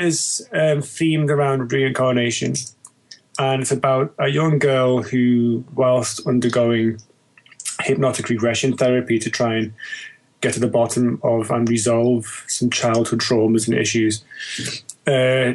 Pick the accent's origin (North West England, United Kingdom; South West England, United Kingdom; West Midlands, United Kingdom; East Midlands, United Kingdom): North West England, United Kingdom; Liverpool; moved away as an adult; now in London, United Kingdom; I'm Liverpudlian, born and bred, originally